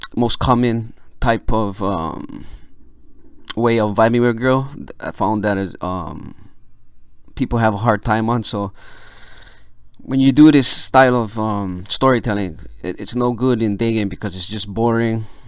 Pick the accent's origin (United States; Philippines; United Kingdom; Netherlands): Philippines; I'm Filipino